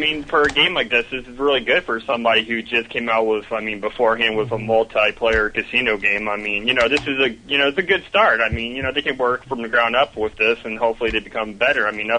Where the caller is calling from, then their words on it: Melbourne, Florida, United States; Hey, this is … calling from Melbourne, Florida.